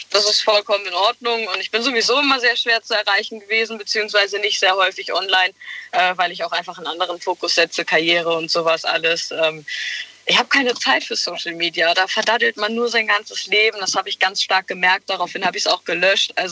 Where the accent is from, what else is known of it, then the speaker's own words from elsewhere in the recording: Westerwald, Rhineland-Palatinate, Germany; ich komme aus dem Westerwald.